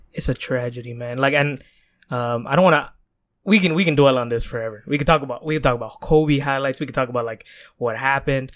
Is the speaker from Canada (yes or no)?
yes; Toronto, Ontario, Canada; We're Canadian born, Toronto raised